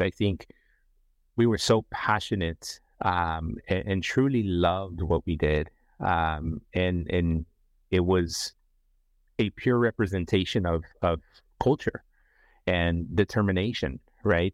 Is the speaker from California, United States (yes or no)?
yes; San Francisco, California, United States; also born or lived in Nicaragua; I am from Central America, Nicaragua, um, in, relocated to San Francisco, grew up in the San Francisco Bay Area